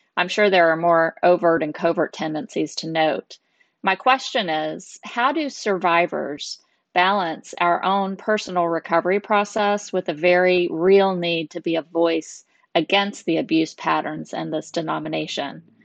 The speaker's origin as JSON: {"language": "English", "country": "United States", "moved": "as an adult", "lives_now": "Middle East", "said": "I'm an American who is currently residing in the Middle East"}